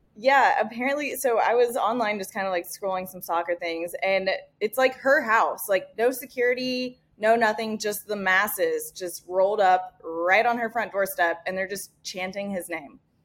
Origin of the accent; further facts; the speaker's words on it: Indiana, United States; moved away; spent half of my life growing up in the Midwest. Uh, I'm originally from Indiana